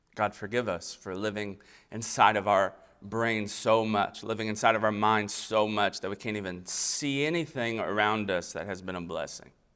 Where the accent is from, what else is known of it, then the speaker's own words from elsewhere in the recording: Versailles, Kentucky, United States; also born or lived in Florida; now in East Tennessee, United States; So, I was born in Florida. Um, I grew up in Kentucky. I'm raising my family in East Tennessee